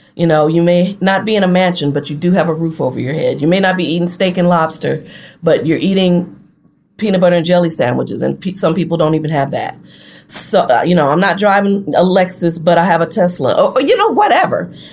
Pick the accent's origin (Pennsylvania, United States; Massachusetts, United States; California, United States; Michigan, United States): Michigan, United States; Flint; moved away as an adult; also born or lived in Detroit, Michigan; now in Gulfport, United States; my mom and I relocated to Detroit from Flint mm-hmm. in 1990